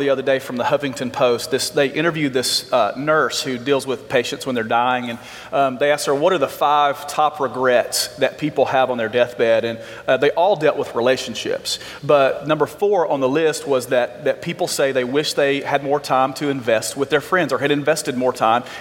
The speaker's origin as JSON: {"language": "English", "region": "Alabama", "country": "United States", "tie": "born or raised there", "said": "I grew up in Alabama."}